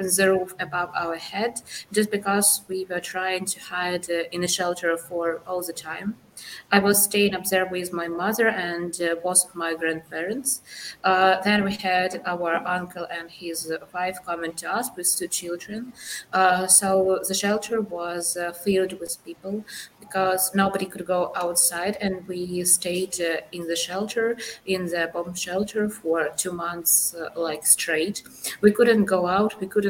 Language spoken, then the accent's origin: English; Mariupol, Donetsk Oblast, Ukraine; moved away as an adult; now in Switzerland; from my hometown, from Mariupol